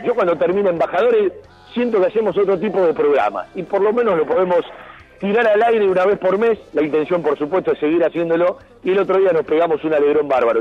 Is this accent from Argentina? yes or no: yes; Argentina; las necesidades que tenemos eh, como argentinos